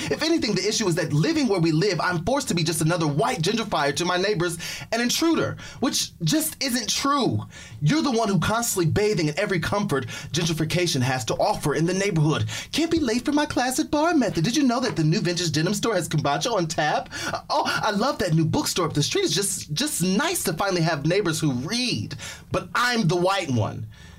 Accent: Fort Wayne, Indiana, United States; I'm from Fort Wayne, Indiana.

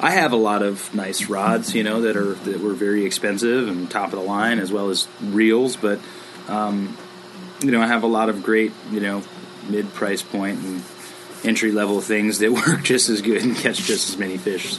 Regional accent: Cleveland, Ohio, United States; also born or lived in Tysons Corner, Virginia; now in Virginia, United States; I'm from Cleveland, Ohio, and spent most of my life fishing for steelhead in the Great Lakes

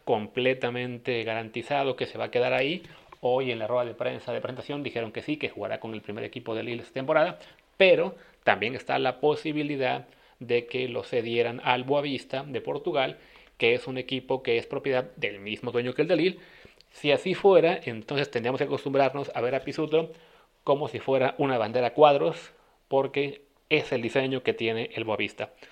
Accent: Veracruz, Mexico; nosotros que somos los veracruzanos

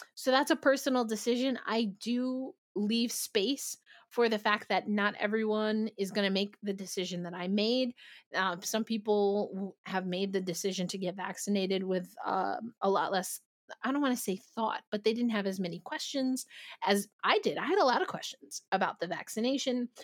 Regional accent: New York City, New York, United States; I'm a New Yorker

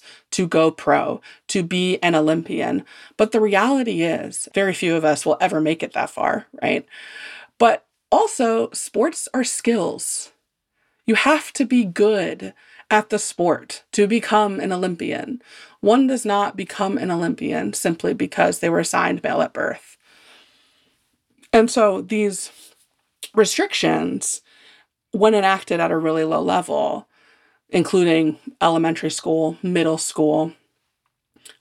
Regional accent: Indiana, United States; growing up in Indiana playing basketball

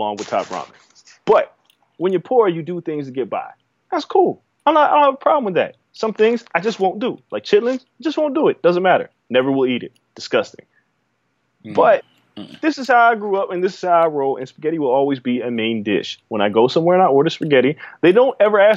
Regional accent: New York, United States; I grew up in New York as a kid

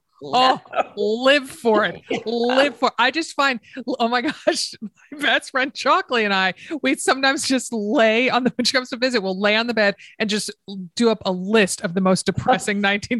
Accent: Stamford, Connecticut, United States; my hometown of Stamford, Connecticut

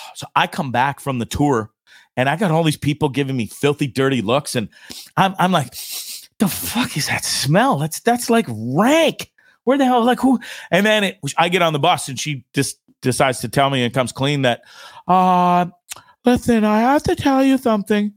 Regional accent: Orillia, Ontario, Canada; moved away as an adult; I'm Canadian. Sold my house in Canada, in Aurelia, Ontario

